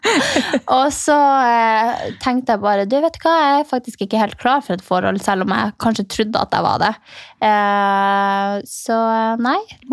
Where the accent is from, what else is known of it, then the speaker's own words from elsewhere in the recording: Finnmark, Norway; jeg er fra Finnmark